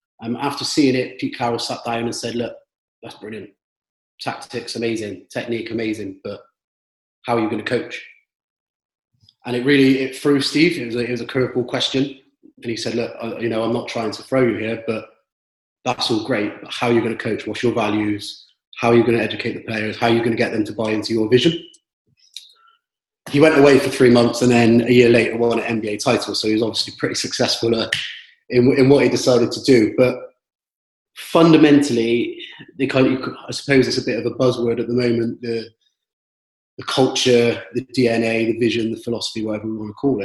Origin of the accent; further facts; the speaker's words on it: Bristol, South West England, United Kingdom; from Bristol. You can probably pick up by the accent.